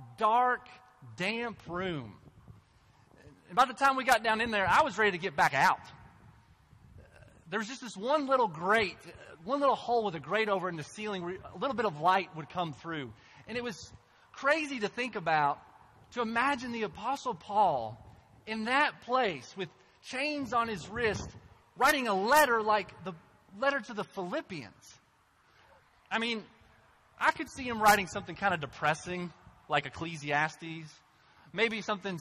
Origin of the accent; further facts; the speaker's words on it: Cynthiana, Kentucky, United States; moved away as an adult; also born or lived in North Africa; my hometown, Cynthiana